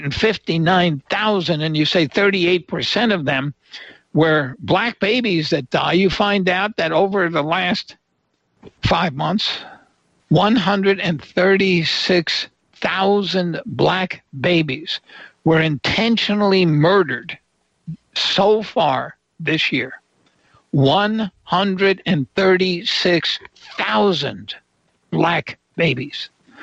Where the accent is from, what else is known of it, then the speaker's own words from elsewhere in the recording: New York, United States; I was born in New York State